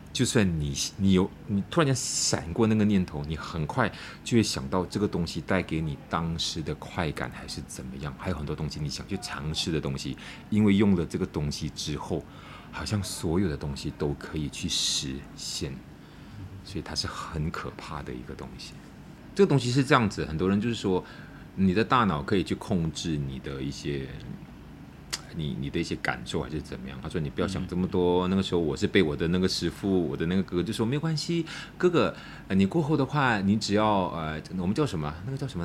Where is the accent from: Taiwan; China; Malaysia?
Malaysia; Malacca; moved away as an adult; also born or lived in Kuala Lumpur; 我回到马六甲